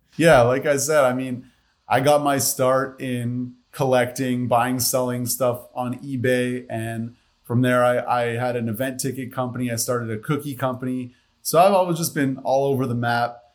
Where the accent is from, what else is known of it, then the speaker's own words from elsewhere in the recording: Montreal, Quebec, Canada; moved away; I'm from Montreal, Canada originally.